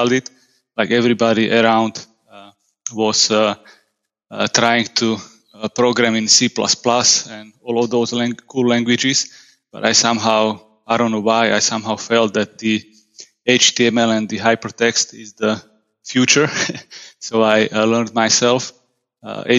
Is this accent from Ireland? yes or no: no; Slovakia; I'm from Slovakia. I live just a couple of kilometers from the capital city of Bratislava